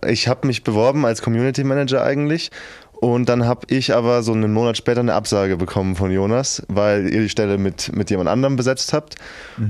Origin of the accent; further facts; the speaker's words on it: near Schweinfurt, Bavaria, Germany; moved away as an adult; ich bin 250 Kilometer in der Nähe von Schweinfurt, komme ich her